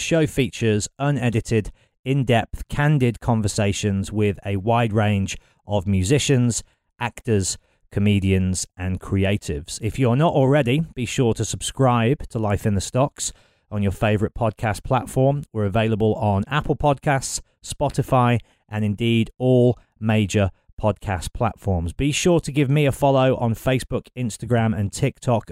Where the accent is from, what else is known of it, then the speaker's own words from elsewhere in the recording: Dorridge, West Midlands, United Kingdom; I grew up in Dorridge, just down the road from Birmingham.